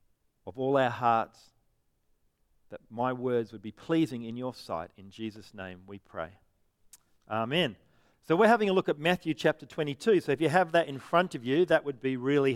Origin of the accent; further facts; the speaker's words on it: Perth, Western Australia, Australia; I'm from Perth